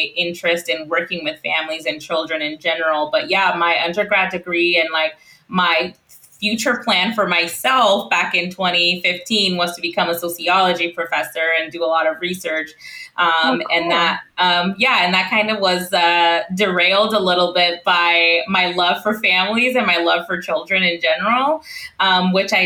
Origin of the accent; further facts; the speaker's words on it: Central Washington, United States; moved away as an adult; now in Illinois, United States; So we're both from the Central Washington area